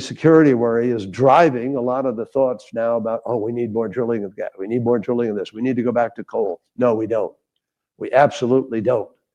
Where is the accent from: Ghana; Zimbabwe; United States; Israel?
United States; California; my home state of California